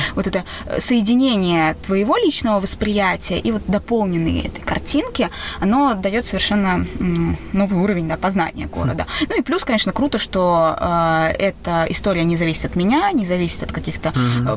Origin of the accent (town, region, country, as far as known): Saint Petersburg, Russia